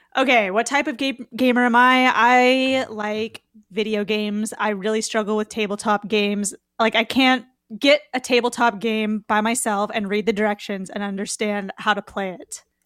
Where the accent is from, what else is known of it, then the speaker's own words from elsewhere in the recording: Ventura County, Southern California, United States; I am from California, Southern California, Ventura County